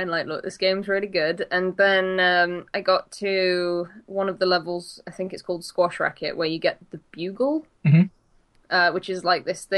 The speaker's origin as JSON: {"language": "English", "town": "Nottingham", "region": "East Midlands", "country": "United Kingdom", "tie": "born or raised there", "said": "that's where I'm from"}